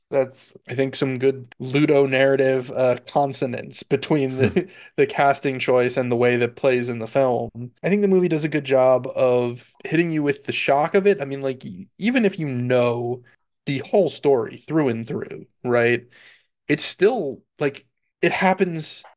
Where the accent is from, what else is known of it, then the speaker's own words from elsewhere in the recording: Central Florida, United States; growing up in Florida